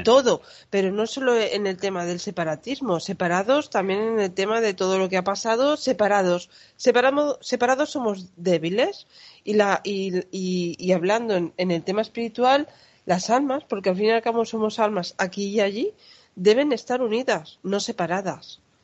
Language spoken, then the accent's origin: Spanish; Catalonia, Spain; yo personalmente soy catalana, pero soy española.